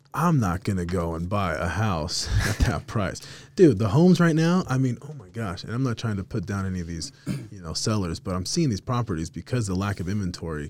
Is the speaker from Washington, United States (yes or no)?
no; Salt Lake City, Utah, United States; also born or lived in Las Vegas, Nevada; grew up in the city, grew up over here in the city, lived downtown for about ten years.